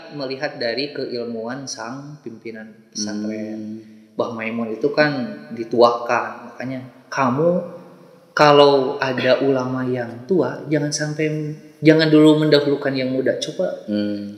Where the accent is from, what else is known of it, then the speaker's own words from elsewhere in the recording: Bandung, West Java, Indonesia; khususnya di Jawa Barat, saya dari Bandung